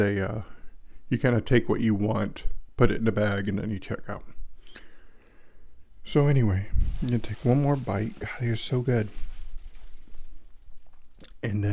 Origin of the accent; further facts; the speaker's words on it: Texas, United States; I grew up in Texas